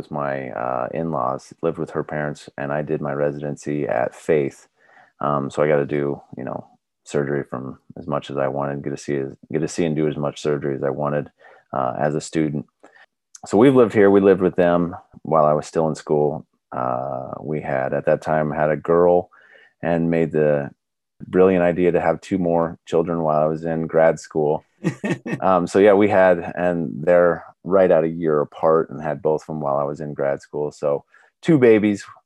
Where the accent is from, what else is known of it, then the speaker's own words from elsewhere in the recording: Tecumseh, Nebraska, United States; I grew up in Tecumseh, Nebraska